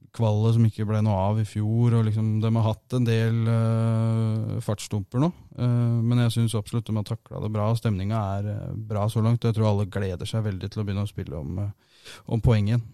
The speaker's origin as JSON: {"language": "Norwegian", "town": "Asker", "region": "Akershus", "country": "Norway", "tie": "born or raised there", "also_born_or_lived": "Kongsvinger", "moved": "as an adult", "lives_now": "Halden, Norway", "said": "Jeg er uh, født og oppvokst i Asker"}